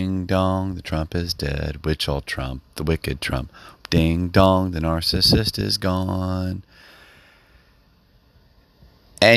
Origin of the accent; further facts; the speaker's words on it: United States; as an American citizen